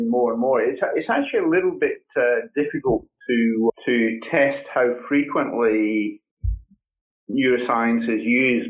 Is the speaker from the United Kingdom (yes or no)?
yes; Scotland, United Kingdom; accent: Scottish; now in Australia; my Scottish accent